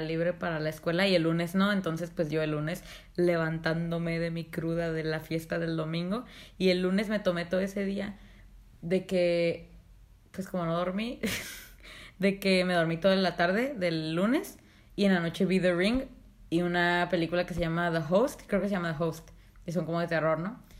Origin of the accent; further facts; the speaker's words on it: Mexico; soy mexicana